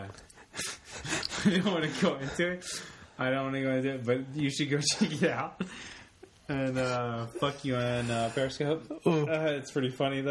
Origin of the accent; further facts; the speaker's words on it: Memphis, Tennessee, United States; also born or lived in New York; I claim the South. I mean, I was born in New York. I grew up I was a kid in Memphis.